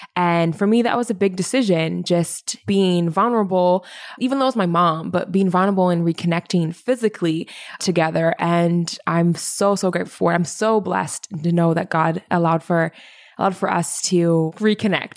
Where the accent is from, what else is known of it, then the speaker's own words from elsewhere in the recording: Indianapolis, Indiana, United States; now in Saskatoon, Canada; I was born in Indianapolis, Indiana